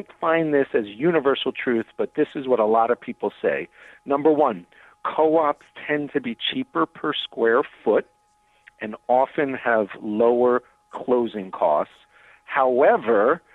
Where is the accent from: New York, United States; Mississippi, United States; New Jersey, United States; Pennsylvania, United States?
New York, United States; now in Chicago, United States; I'm originally from New York